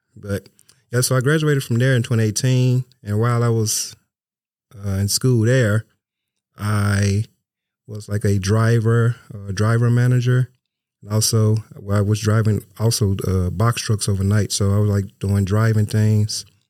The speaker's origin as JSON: {"language": "English", "town": "Memphis", "region": "Tennessee", "country": "United States", "moved": "yes", "said": "I'm from Memphis, Tennessee"}